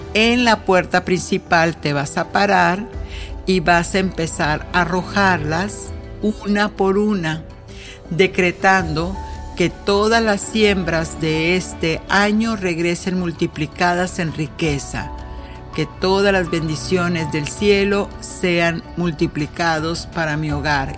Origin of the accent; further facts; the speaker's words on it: northern Mexico, Mexico; now in United States; yo que soy del norte de México